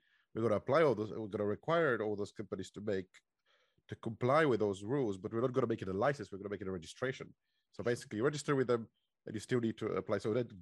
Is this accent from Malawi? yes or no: no; Bulgaria; moved away as an adult; now in United Kingdom; Originally from Bulgaria.